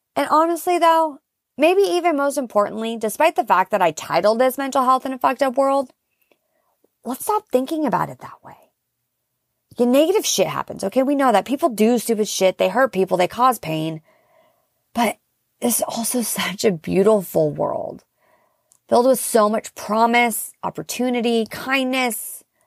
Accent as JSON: {"language": "English", "town": "Seattle", "region": "Washington", "country": "United States", "moved": "yes", "said": "my family's from the Pacific Northwest. I'm originally from Seattle"}